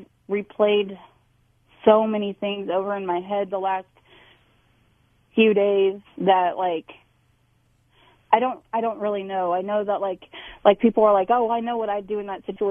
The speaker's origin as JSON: {"language": "English", "town": "Salina", "region": "Kansas", "country": "United States", "tie": "born or raised there", "also_born_or_lived": "Louisville", "moved": "yes", "said": "I was born and raised in Salina, Kansas"}